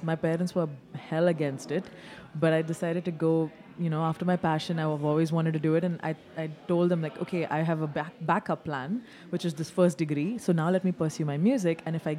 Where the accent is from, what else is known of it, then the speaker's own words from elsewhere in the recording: Dubai, United Arab Emirates; moved away as an adult; also born or lived in India; I grew up in Dubai, had 17 years of high school in Dubai, and then went to India to do my first college